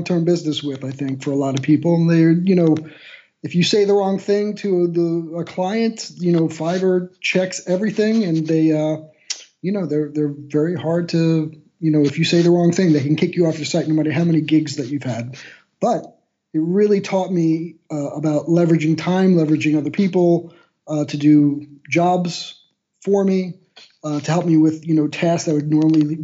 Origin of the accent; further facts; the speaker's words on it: Miami, Florida, United States; moved away as an adult; now in Magdeburg, Germany; I am a guy who lives right now in Magdeburg, Germany, but I'm originally from Miami, Florida